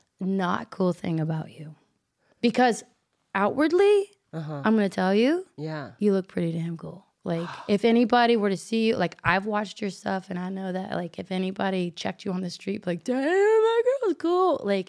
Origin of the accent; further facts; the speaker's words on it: the South, United States; because I'm from the South, and I'm polite anyway